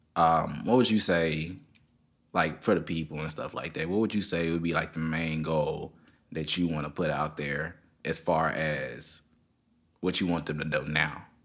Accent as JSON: {"language": "English", "town": "Memphis", "region": "Tennessee", "country": "United States", "also_born_or_lived": "Germantown, Tennessee", "said": "I came from Memphis City. That's where I came from"}